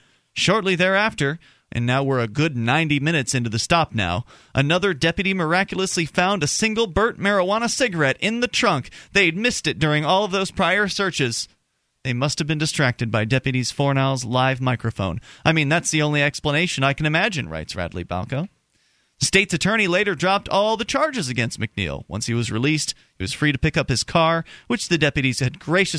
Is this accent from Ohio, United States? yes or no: no; Sarasota, Florida, United States; moved away; my hometown of Sarasota, Florida